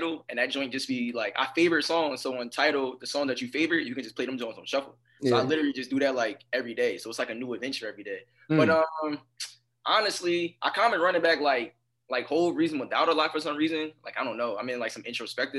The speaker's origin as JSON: {"language": "English", "town": "Dover", "region": "Delaware", "country": "United States", "tie": "born or raised there", "also_born_or_lived": "Philadelphia, Pennsylvania", "said": "I was born in Philadelphia, but I'm raised in Delaware."}